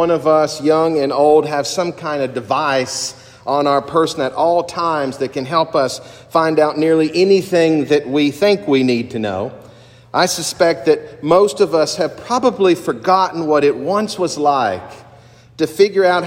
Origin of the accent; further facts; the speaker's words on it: eastern Kentucky, United States; moved away; my home state and in my particular part of my home state in eastern Kentucky